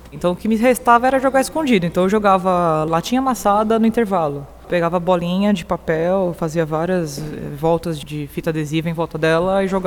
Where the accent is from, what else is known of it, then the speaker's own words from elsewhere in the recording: Ceará, Brazil; born there; Eu sou nascida no Ceará.